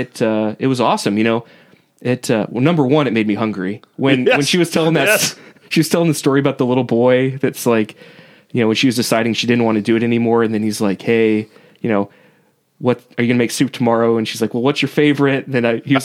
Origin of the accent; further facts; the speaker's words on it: Leavenworth, Kansas, United States; I grew up in Leavenworth, Kansas, which has about 50 million different prisons and detention facilities